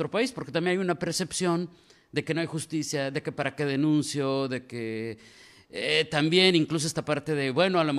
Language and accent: Spanish; Mexico City, Mexico; now in Tijuana, Mexico; yo soy de la Ciudad de México, pero yo nací en la Ciudad de México. Llevo aquí en Tijuana 40 años